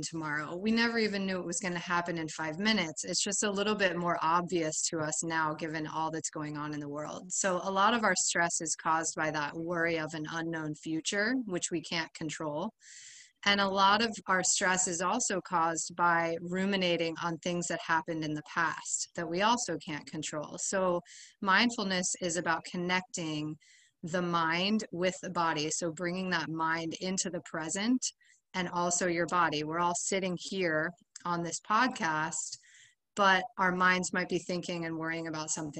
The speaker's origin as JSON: {"language": "English", "region": "Ohio", "country": "United States", "tie": "born or raised there", "moved": "as an adult", "lives_now": "Miami, United States", "said": "I grew up in Ohio, but I've been in Miami, I guess, about 12 years now."}